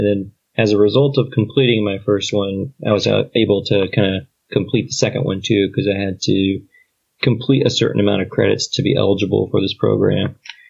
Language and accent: English; Kentucky, United States; also born or lived in Germany; But my home for me is Kentucky. That's where my dad lives. That's where my dad's family lives.